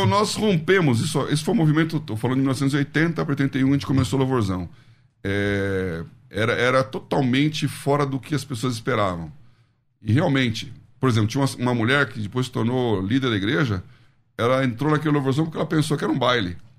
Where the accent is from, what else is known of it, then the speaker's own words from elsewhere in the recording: São Paulo, Brazil; eu nasci aqui em São Paulo.